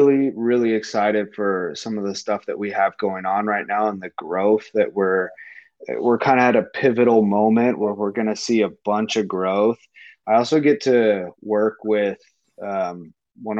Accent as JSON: {"language": "English", "town": "Houston", "region": "Texas", "country": "United States", "tie": "born or raised there", "moved": "as an adult", "lives_now": "Nevada, United States", "said": "I'm born and raised in Houston"}